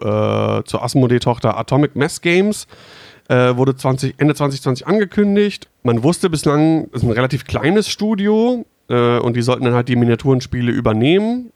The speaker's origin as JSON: {"language": "German", "town": "Düsseldorf", "region": "North Rhine-Westphalia", "country": "Germany", "moved": "as an adult", "lives_now": "Hanover, Germany", "said": "komme ursprünglich aus dem schönen Rheinland, aus Düsseldorf genauer gesagt, und seit jetzt, glaube ich, neun Jahren äh, aber schon in bzw. in der Nähe von Hannover"}